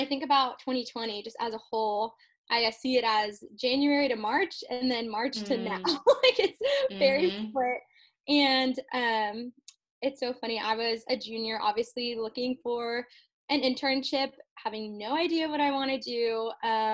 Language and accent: English; College Station, Texas, United States; I'm from College Station